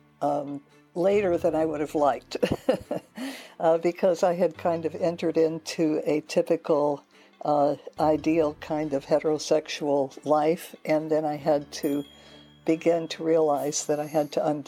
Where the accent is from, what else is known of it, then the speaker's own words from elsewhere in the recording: Hilo, Hawaii, United States; moved away; I grew up in Hilo, Hawaii